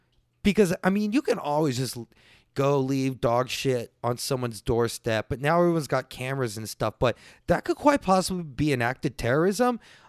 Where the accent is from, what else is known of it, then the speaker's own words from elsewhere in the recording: Texas, United States; I'm Texan, and every time I go to the airport, I do it.